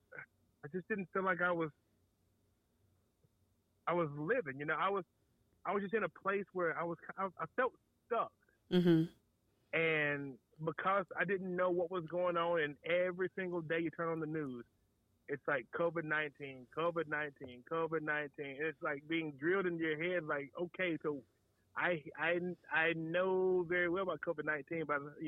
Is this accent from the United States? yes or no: yes; Waxhaw, North Carolina, United States; I'm from Waxhaw, North Carolina, born and raised